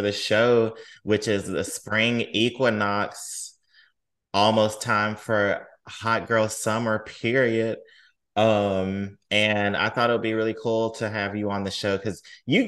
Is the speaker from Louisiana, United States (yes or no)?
no; Mississippi, United States; growing up in Mississippi